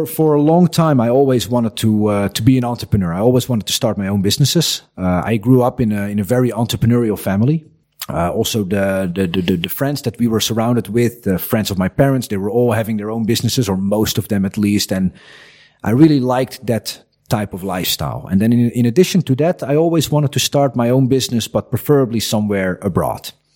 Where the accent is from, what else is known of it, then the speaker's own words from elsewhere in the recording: Netherlands; English is a second language; moved away as an adult; now in Croatia; as a kid growing up in the Netherlands